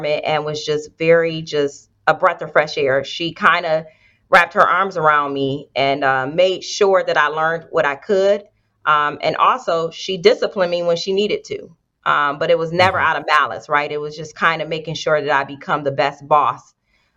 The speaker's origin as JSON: {"language": "English", "town": "Detroit", "region": "Michigan", "country": "United States", "tie": "born or raised there", "moved": "as an adult", "lives_now": "Columbus, United States", "said": "I grew up on the west side, 7 Mile Road"}